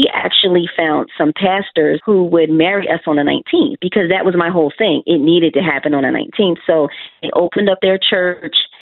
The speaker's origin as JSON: {"language": "English", "town": "Philadelphia", "region": "Pennsylvania", "country": "United States", "said": "I'm from Philly"}